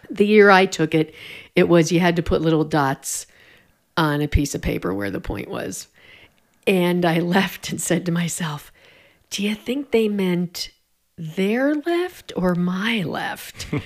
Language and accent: English; Pennsylvania, United States; also born or lived in Louisville / Oregon; now in Denver, United States; In Pennsylvania, northeastern Pennsylvania. Then lived in Louisville